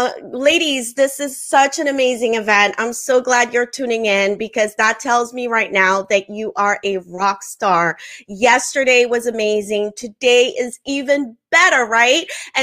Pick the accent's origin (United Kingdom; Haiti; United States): Haiti; first language French; English is a second language; also born or lived in Africa; I'm originally from the Caribbean. I'm Haitian. I grew up part of my life in Africa. All that to share with you is that my mother language is French and Creole, not English.